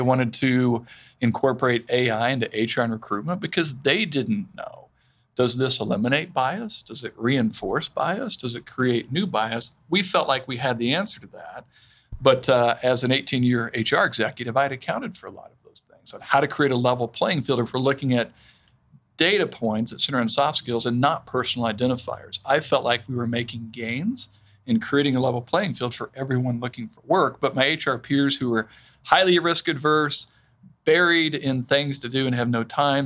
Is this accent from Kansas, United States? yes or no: yes; Wichita, Kansas, United States; I grew up here in Wichita. Mm. I was actually born in Kansas City, but uh, you know, so I'm told. I mean, like I was five when we moved to Wichita